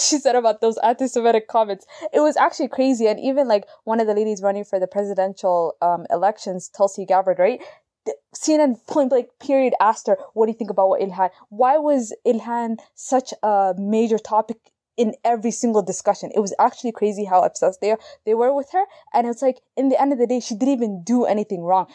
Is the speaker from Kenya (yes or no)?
no; Canada; we're Canadian, I'm in Canada